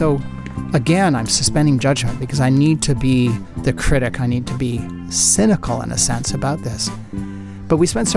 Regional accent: Canada; being Canadian

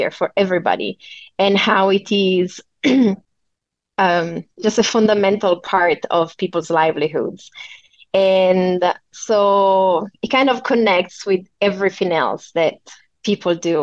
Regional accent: Italy; moved away as an adult; also born or lived in Hong Kong / China; I moved abroad from Italy the first time when I was 18.

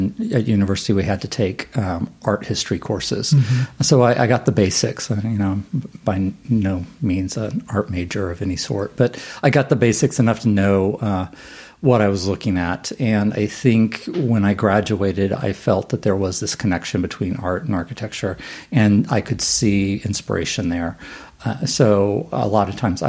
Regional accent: Houston, Texas, United States; I grew up in Houston

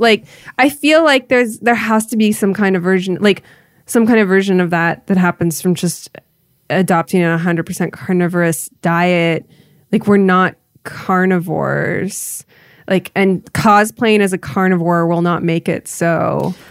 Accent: Iowa, United States; now in California, United States; I grew up in Iowa

